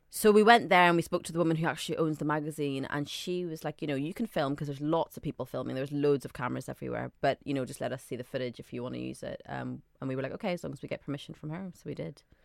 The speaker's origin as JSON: {"language": "English", "region": "Northern Ireland", "country": "United Kingdom", "tie": "born or raised there", "also_born_or_lived": "Saudi Arabia / Scotland", "moved": "yes", "lives_now": "London, United Kingdom", "said": "I grew up in Northern Ireland, but I was born in Saudi Arabia to Sudanese parents."}